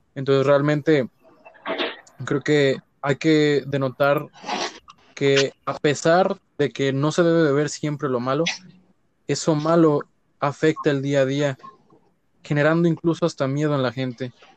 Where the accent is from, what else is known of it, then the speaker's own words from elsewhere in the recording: Mexico; somos mexicanos y que nos gusta ser mexicanos